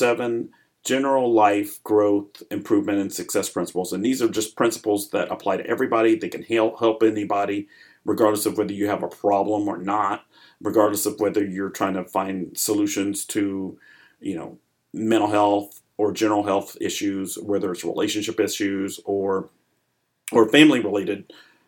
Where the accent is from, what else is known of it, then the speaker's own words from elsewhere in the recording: Arkansas, United States; moved away as an adult; also born or lived in Chicago, Illinois; now in Atlanta, United States; I was born in Chicago. My family moved to Arkansas when I was about 7. I grew up there.